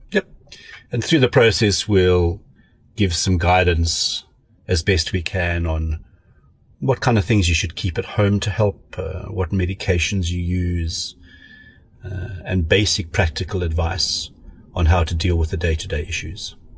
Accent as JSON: {"language": "English", "town": "Pretoria", "region": "Gauteng", "country": "South Africa", "tie": "born or raised there", "also_born_or_lived": "Cape Town / Free State", "lives_now": "Johannesburg, South Africa", "said": "I'm South African. I uh, went to school in Pretoria. I was at boarding school my whole life"}